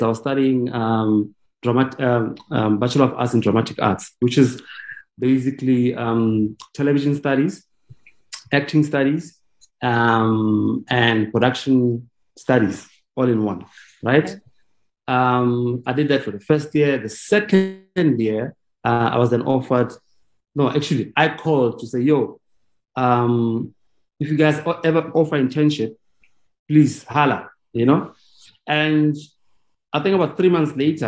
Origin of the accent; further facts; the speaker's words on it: Vereeniging, Gauteng, South Africa; I went to General Smuts in Vereeniging